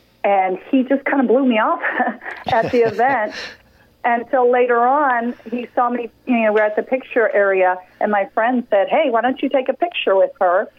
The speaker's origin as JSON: {"language": "English", "town": "San Antonio", "region": "Texas", "country": "United States", "tie": "born or raised there", "also_born_or_lived": "Houston", "said": "Well, I was born in Houston, Texas, and moved around a little bit. And, you know, in high school, we settled down in San Antonio, Texas."}